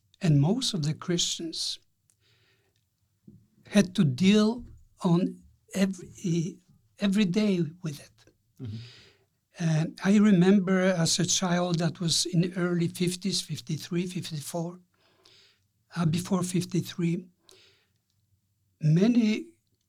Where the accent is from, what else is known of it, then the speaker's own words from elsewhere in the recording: Poland; moved away; I was born in Poland, of course